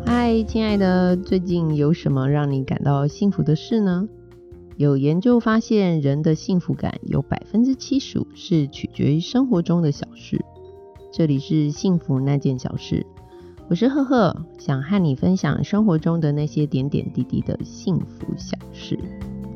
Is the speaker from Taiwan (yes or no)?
yes; Taiwan; 身为台湾人